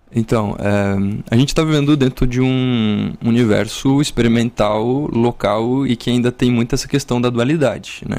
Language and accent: Portuguese; Urupema, Santa Catarina, Brazil; moved away; also born or lived in São Joaquim; eu sou da Serra Catarinense, né? A minha família e minha origem é... Eu nasci em São Joaquim